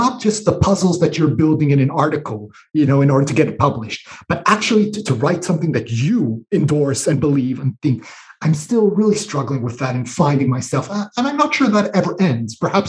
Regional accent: Israel; also born or lived in United States; So I grew up in Israel and in the US. So I'm international, binational, however you want to call it.

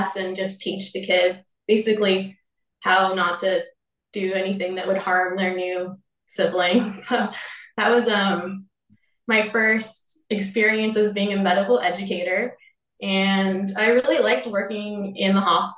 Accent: Bay Area, California, United States; moved away as an adult; now in Oregon, United States; I grew up in California, the Bay Area of California

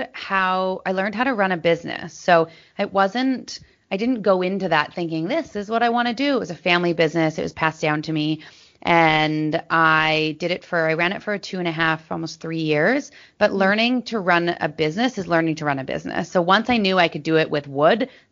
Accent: Maple Ridge, British Columbia, Canada; also born or lived in Los Angeles; I grew up in Maple Ridge, so a smaller town outside of Vancouver

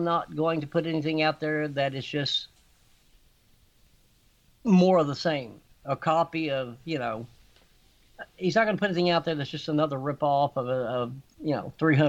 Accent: Texas, United States; I've lived in Texas. I grew up in Texas. You know, we have an accent, no doubt

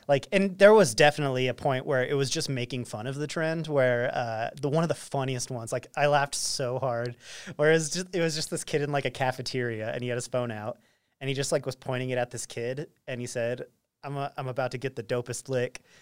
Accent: Roy, Utah, United States; growing up in Roy

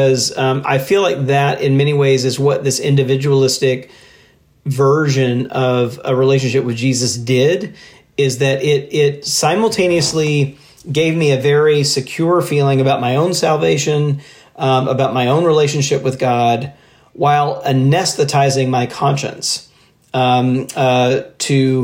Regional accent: Mississippi, United States; I grew up in Mississippi

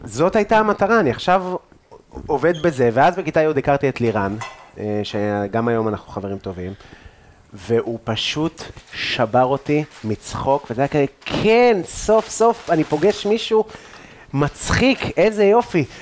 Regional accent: Afula, Northern District, Israel; גדלתי בגבעה

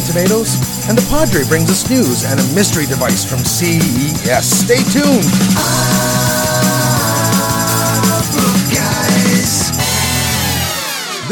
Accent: Canada; I'm Canadian

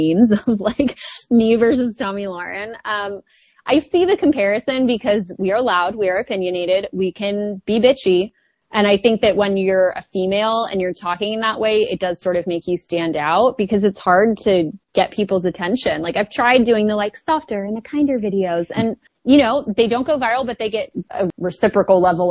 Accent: the Valley, California, United States; accent: Valley; I really am from the Valley

